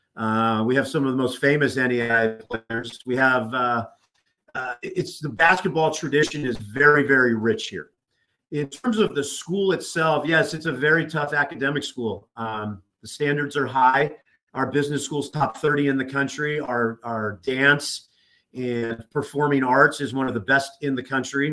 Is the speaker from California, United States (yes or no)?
yes; Southern California, United States; moved away as an adult; also born or lived in Nebraska; now in Oklahoma City, United States; growing up in Southern California, obviously, yes, Laker fan, Rams fan, Dodger fan